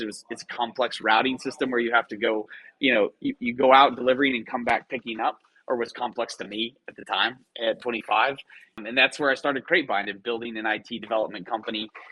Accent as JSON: {"language": "English", "town": "Clinton", "region": "Oklahoma", "country": "United States", "tie": "born or raised there", "also_born_or_lived": "Waco, Texas / Dallas, Texas / New York", "moved": "as an adult", "said": "I grew up in a small town in western Oklahoma on I 40 called Clinton, Oklahoma, town about 6,000 people"}